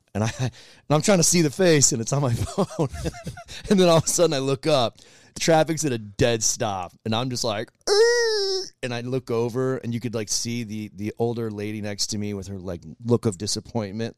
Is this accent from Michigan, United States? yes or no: yes; Michigan, United States; moved away; I grew up in the North, I grew up in Michigan